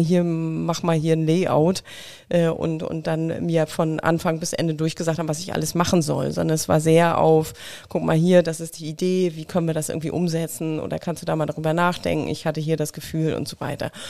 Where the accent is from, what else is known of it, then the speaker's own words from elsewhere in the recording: Mecklenburg-Vorpommern, Germany; moved away; ich komme aus Mecklenburg, also dementsprechend spreche ich natürlich kein Sächsisch wie du, auch nicht Bayerisch